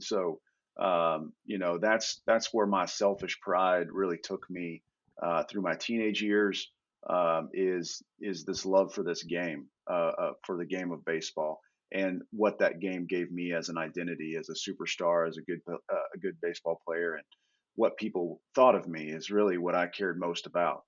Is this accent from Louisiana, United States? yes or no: no; Indiana, United States; moved away as an adult; now in Texas, United States; I, grew up in Indiana